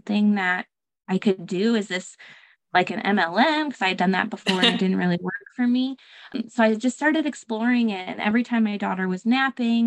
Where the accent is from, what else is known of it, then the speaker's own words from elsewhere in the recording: Michigan, United States; moved away as an adult; also born or lived in Texas; I'm actually originally from Michigan, but I moved across the states to Texas to teach